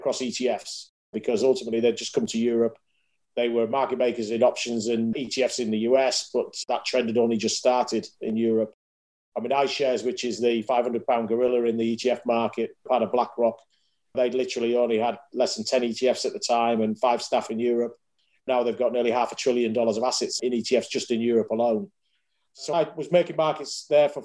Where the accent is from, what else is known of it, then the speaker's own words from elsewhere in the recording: Yorkshire and the Humber, United Kingdom; moved away as an adult; also born or lived in Hull; now in London, United Kingdom; as you can tell by the voice, I'm a Yorkshireman, born and bred.